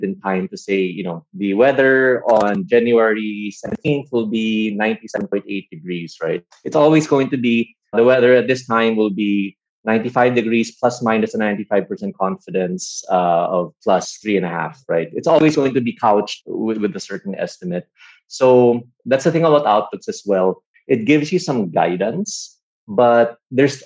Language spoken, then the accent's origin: English; Philippines; guys like us growing up in the Philippines, wanting to go to good schools and good courses.